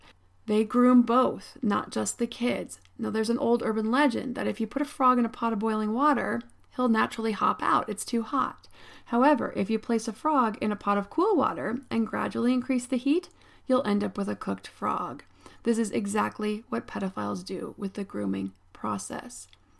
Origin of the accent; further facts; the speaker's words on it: State College, Pennsylvania, United States; I grew up in State College, Pennsylvania.